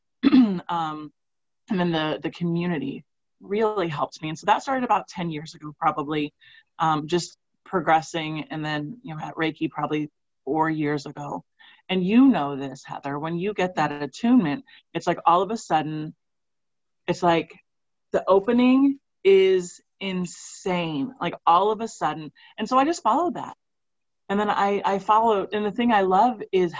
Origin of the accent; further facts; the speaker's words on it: Missouri, United States; I'm from Missouri